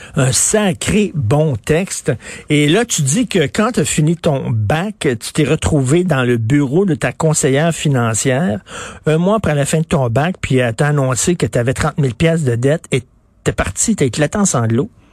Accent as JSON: {"language": "French", "town": "Montreal", "region": "Quebec", "country": "Canada", "said": "je viens de Verdun"}